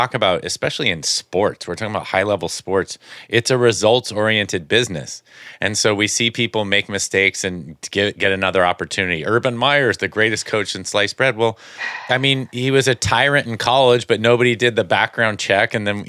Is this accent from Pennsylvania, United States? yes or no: no; California, United States; I grew up in the Bay Area Giants fan.